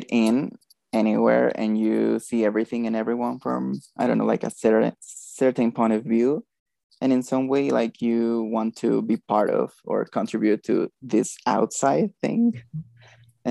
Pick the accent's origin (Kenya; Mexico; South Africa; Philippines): Mexico; I'm from Mexico.